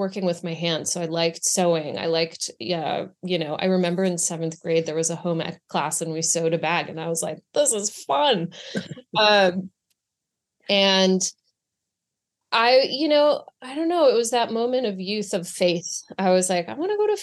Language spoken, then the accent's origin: English; Boston, Massachusetts, United States; moved away as an adult; also born or lived in Greece; now in New York, United States; I grew up in Boston. My mother's Greek. My dad's from Ohio. And I lived in Greece when I was little, and I would spend all of my summers there